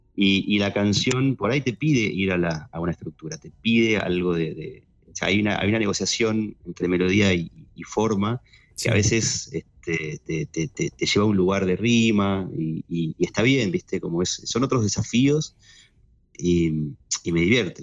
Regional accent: Neuquén, Argentina; moved away as an adult; now in Buenos Aires, Argentina; Yo nací en realidad en Buenos Aires, me fui a Neuquén a los 5, después ah, volví a, los 18 a, los 18 a estudiar a Buenos Aires

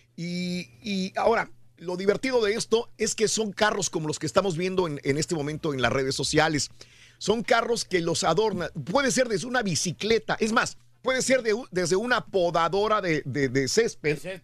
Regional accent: Mexico; now in Houston, United States; como latinoamericano, una persona que viene de México como un inmigrante

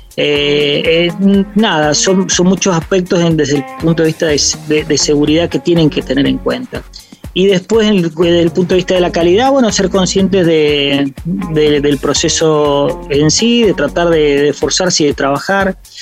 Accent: San Juan, Argentina; yo soy de la provincia de San Juan, una provincia vitivinícola por excelencia.

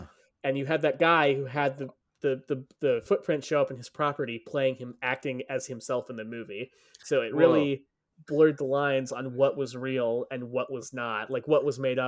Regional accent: Hollywood, California, United States; Yeah, we grew up in Hollywood. We had a film class for our high school.

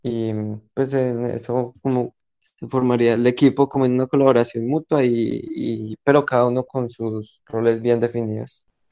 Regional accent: Colombia; moved away as an adult; now in Portugal; yo soy de Colombia, pero ahorita en este momento estoy viviendo pues en Portugal

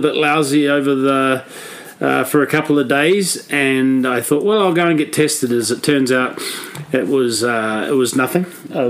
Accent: New Plymouth, Taranaki, New Zealand; moved away as an adult; also born or lived in Australia; now in Denver, United States; I grew up in New Plymouth, New Zealand.

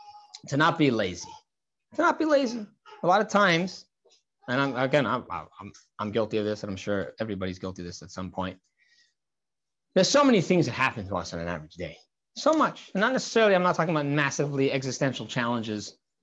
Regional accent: Santa Barbara, California, United States; when I was a 14-year-old kid I grew up on Shlichus in Santa Barbara, California.

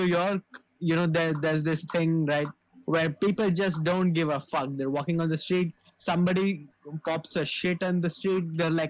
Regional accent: Thane, Maharashtra, India; I'm from Thane. I'm like, damn, white people.

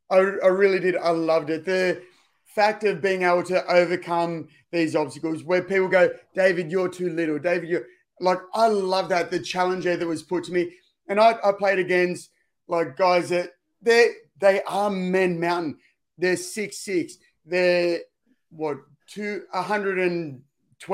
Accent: Sydney, New South Wales, Australia; I grew up in the Cronulla district

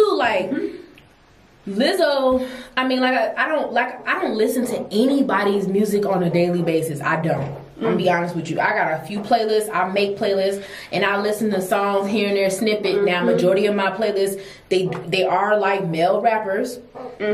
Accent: Decatur, Georgia, United States; also born or lived in Jamaica; I grew up in Decatur for a little bit

